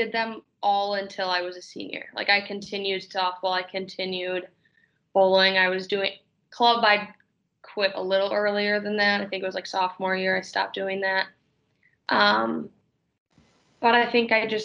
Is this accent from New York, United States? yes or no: no; Big Bend, Wisconsin, United States; moved away as an adult; also born or lived in Chicago, Illinois / Elgin, Illinois; I'm from Big Bend, Wisconsin